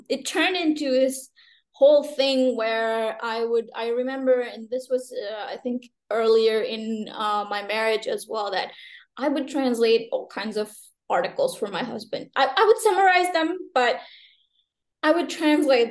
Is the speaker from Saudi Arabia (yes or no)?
yes; Saudi Arabia; moved away as an adult; now in Algeria; I was born and raised in Saudi Arabia to an Algerian dad and a Sri Lankan mom